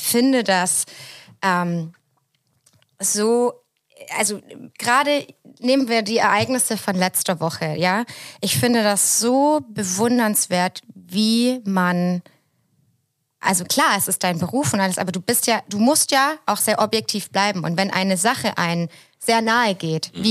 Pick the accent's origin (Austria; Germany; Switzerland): Germany; Southern Germany; now in Hamburg, Germany; so als süddeutsche Kartoffel wie ich